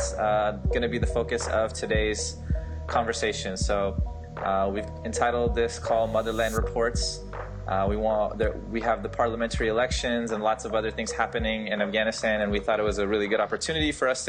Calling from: Washington, District of Columbia, United States; I'm calling in from Washington, D.C. right now.

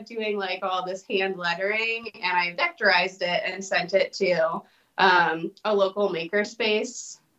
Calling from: Normal, Illinois, United States; I live in the middle of nowhere in Illinois. It's called Normal.

